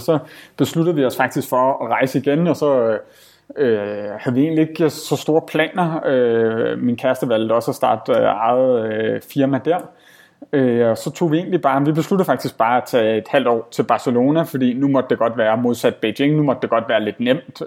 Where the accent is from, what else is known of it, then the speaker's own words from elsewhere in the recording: Denmark; moved away as an adult; som danskere